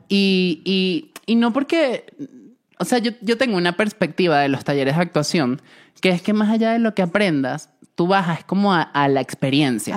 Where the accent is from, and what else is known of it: Venezuela; moved away